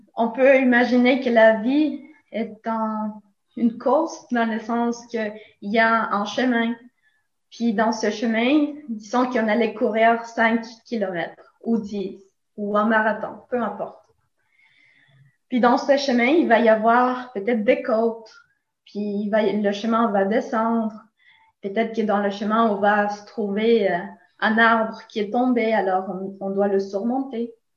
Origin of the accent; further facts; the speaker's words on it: Nicaragua; French is a second language; now in Montreal, Canada; je viens de Nicaragua. Alors, si vous écoutez un petit accent